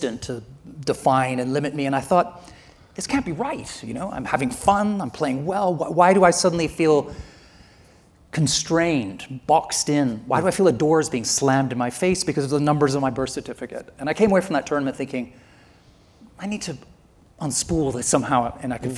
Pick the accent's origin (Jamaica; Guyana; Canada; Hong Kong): Canada; now in London, United Kingdom; I'm Canadian